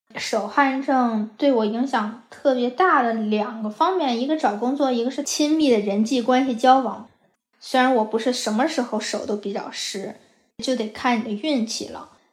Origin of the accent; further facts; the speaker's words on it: Hebei, China; moved away as an adult; now in Los Angeles, United States; 我是河北人。 我从一零年的时候来美国读本科